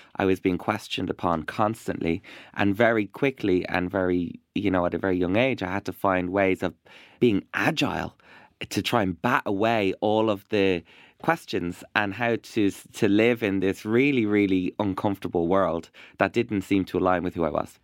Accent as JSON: {"language": "English", "country": "Ireland", "also_born_or_lived": "Iraq", "said": "I am an Irish Iraqi uh, broadcaster"}